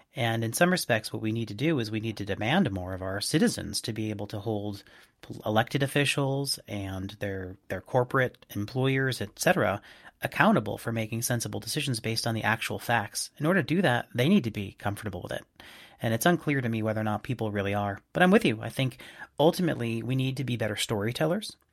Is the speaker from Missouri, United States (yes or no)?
no; Boston, Massachusetts, United States; from my hometown of Boston